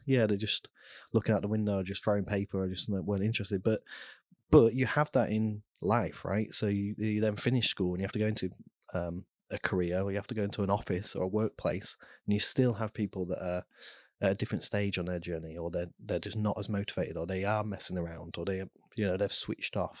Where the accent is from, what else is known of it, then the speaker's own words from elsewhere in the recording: Immingham, East Midlands, United Kingdom; also born or lived in Cheshire; we moved as a family when I was five there, so, and then I grew up in, in Lincolnshire